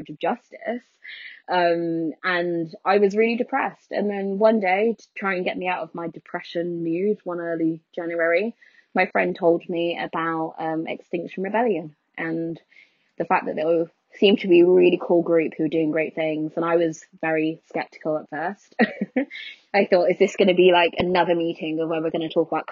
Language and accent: English; London, United Kingdom; also born or lived in Skegness; I grew up in poverty in North London